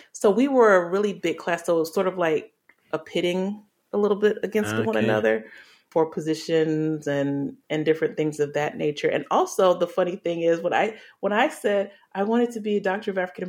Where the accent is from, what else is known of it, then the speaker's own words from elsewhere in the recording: England, United Kingdom; born there; also born or lived in Delaware / Arkansas / Alaska / Louisiana; So I was born in England and we lived in Delaware, Arkansas, Alaska, then Louisiana. My parents are originally from Louisiana.